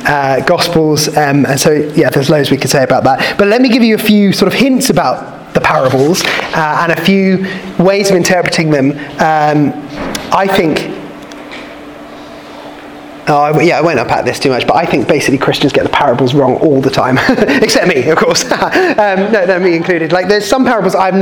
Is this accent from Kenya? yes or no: no; Kent, South East England, United Kingdom; I grew up in Kent